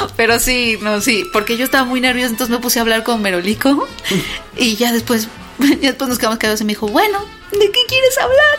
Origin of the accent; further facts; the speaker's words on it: Mexico City, Mexico; De la Ciudad de México